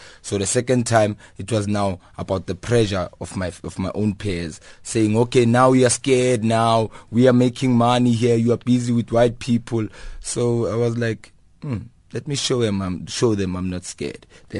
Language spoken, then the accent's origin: English; Kliptown, Gauteng, South Africa; It started actually innocently when I was young, growing up in Kliptown. It's a previously disadvantaged community.